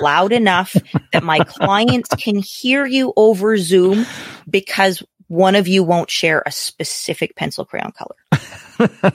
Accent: Canada; as a Canadian, my politics are very different than your politics

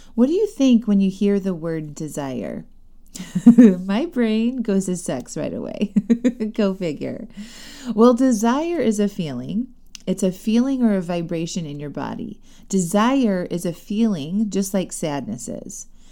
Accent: Chesterton, Indiana, United States; moved away; my hometown, Chesterton, Indiana

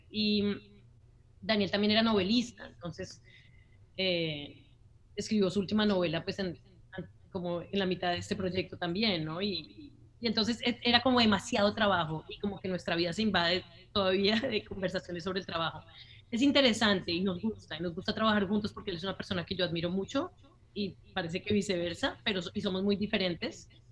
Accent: Colombia; moved away; also born or lived in United States; en nuestro país, pues en Colombia, ya que ambos somos colombianos

